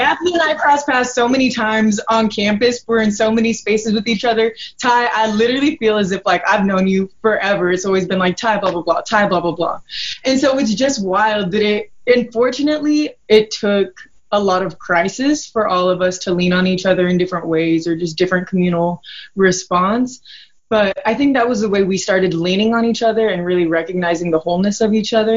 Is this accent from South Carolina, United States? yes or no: no; Caldwell, Idaho, United States; now in Boise, United States; I'm from proudly Caldwell. We call it the 2C, you know. I had lived there my entire life. I grew up in like a little area called Manchester Park